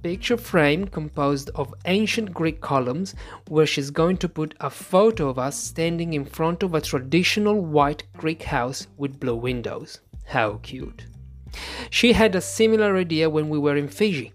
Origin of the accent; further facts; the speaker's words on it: Italy; English is a second language; As soon as we say Italy